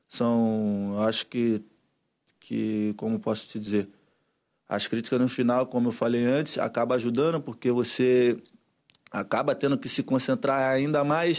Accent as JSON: {"language": "Portuguese", "country": "Brazil", "moved": "yes", "said": "eu como brasileiro"}